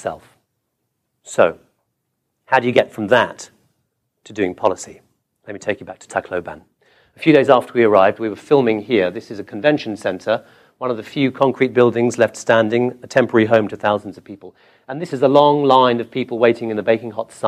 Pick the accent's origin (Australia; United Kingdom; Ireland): United Kingdom; England; also born or lived in Calcutta, India; now in Washington, D.C., United States; I'm English.